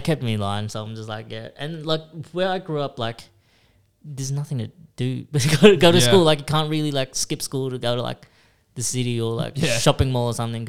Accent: Beveridge, Victoria, Australia; now in Braybrook, Australia; originally I'm from Beveridge. This is like New Wallen, Craigieburn. So it's 40, 50 minutes from the city.

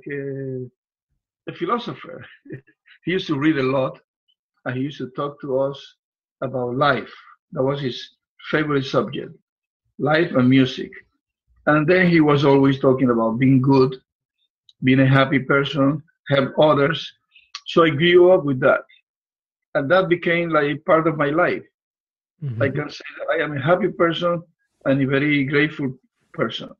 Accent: Puerto Rico; moved away as an adult; also born or lived in Spain; now in Florida, United States; I was born in Puerto Rico, a little island in the Caribbean

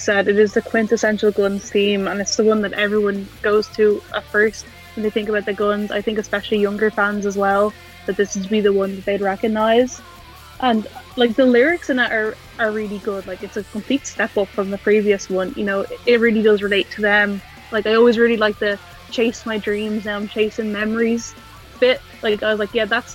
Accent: Ireland; I'm from Ireland

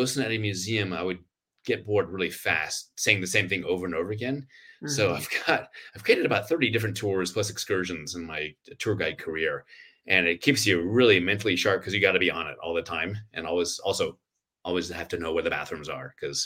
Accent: Sacramento, California, United States; moved away as an adult; also born or lived in Washington, D.C.; now in Santa Fe, United States; Born and raised in Sacramento, but I spent 27 years in the D.C. area

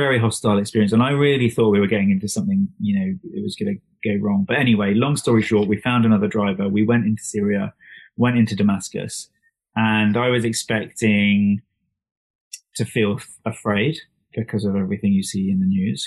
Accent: England, United Kingdom; this nutter from England

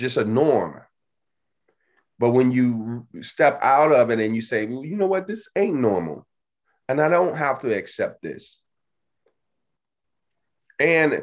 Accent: Chicago, Illinois, United States; growing up in Chicago, right, on the South Side

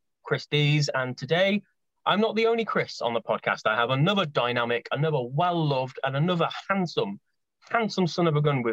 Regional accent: Coventry, West Midlands, United Kingdom; I'm from Coventry, near Birmingham, in the Midlands, in England, in the UK.

